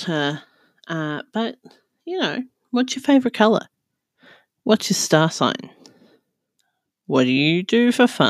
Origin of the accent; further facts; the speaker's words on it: New Zealand; now in Australia; I currently live in Australia and I'm from New Zealand